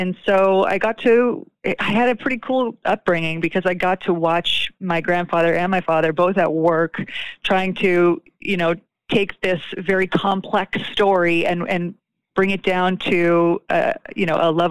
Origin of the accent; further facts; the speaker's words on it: Toronto, Ontario, Canada; moved away as an adult; also born or lived in Los Angeles, California; now in Buffalo, United States; So grew up in Toronto, started my career in Toronto, and then moved to Buffalo in January of 2016